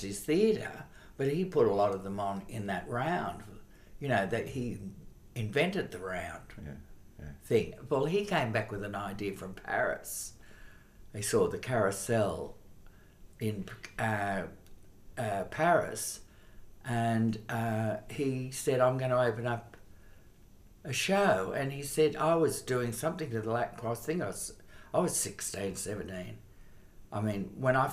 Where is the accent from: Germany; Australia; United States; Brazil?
Australia; Sydney, New South Wales; I was born on the harbour. I was born in Balmain